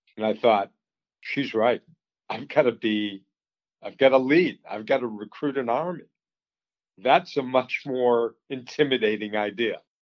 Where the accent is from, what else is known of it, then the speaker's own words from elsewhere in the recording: Boston, Massachusetts, United States; moved away as an adult; also born or lived in Colorado; I grew up um, in the Boston area, suburb, and went to school in Colorado